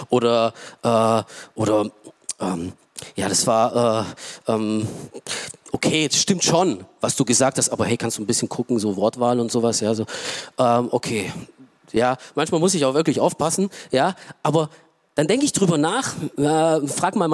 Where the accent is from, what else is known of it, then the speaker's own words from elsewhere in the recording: Romania; German is a second language; now in Germany; Ja, ich komme aus Rumänien ähm, und äh, und ich, damals habe ich mich auch echt geschämt dafür, dass ich aus einem Land komme, arm, wirtschaftlich, äh, so, ja.